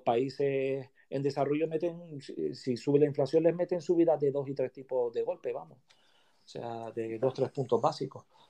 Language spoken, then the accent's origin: Spanish; Canary Islands, Spain; also born or lived in Madrid; después ya yo decidí venirme para mi tierra, para Canarias